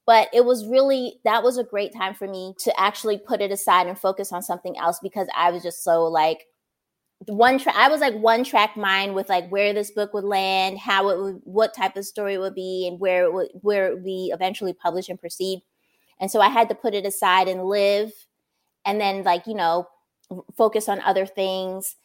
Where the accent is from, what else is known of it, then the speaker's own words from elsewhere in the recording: New Brunswick, New Jersey, United States; I grew up in New Brunswick, New Jersey